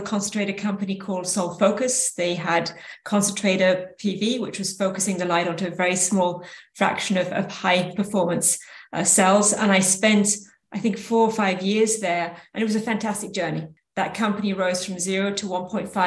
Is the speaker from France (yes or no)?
yes; France; moved away as an adult; also born or lived in United Kingdom; now in San Francisco Bay Area, United States; I did start off life in the UK, grew up in France, and then ended in the Bay Area where my three children were raised